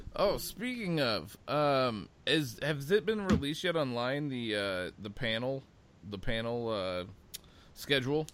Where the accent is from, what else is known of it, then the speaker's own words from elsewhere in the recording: Omaha, Nebraska, United States; growing up in Nebraska